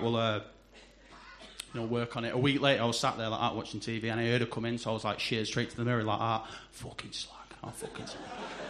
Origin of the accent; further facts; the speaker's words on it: Salford, North West England, United Kingdom; I come from Salford tonight, anyone?